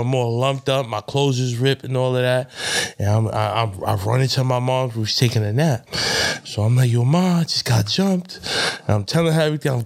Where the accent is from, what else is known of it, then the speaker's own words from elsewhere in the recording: New York City, New York, United States; I grew up on 458 in Brook